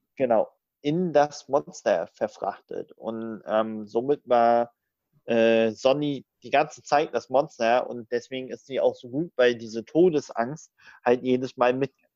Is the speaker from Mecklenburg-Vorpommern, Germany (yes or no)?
yes; Rostock, Mecklenburg-Vorpommern, Germany; moved away; Bin jetzt morgen tatsächlich mal wieder in Rostock, in MV, in meiner alten Heimat